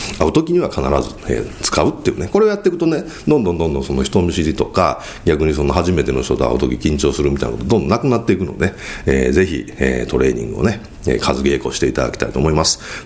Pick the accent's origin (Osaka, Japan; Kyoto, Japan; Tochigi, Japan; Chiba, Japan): Kyoto, Japan; accent: Kansai dialect, Kyoto accent; 僕は京都出身ですから、まあちょっと関西弁じゃないですか。